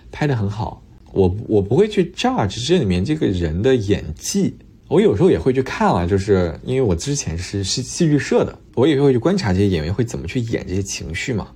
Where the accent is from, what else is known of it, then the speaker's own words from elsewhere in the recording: China; 我们作为中国人